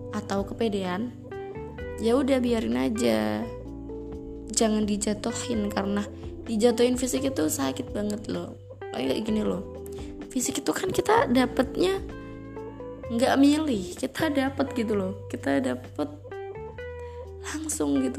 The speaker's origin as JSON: {"language": "Indonesian", "region": "Java", "country": "Indonesia", "said": "kayak gue orang Jawa guys gak cocok bilang lo"}